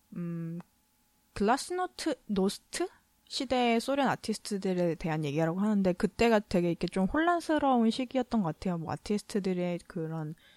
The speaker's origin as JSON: {"language": "Korean", "country": "South Korea", "said": "제가 한국 사람이니까"}